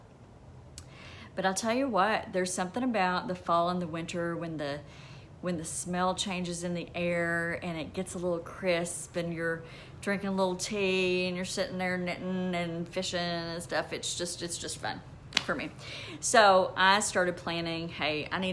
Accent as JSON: {"language": "English", "region": "Kentucky", "country": "United States", "said": "I'm from Kentucky. There's a lot of water there, and I grew up"}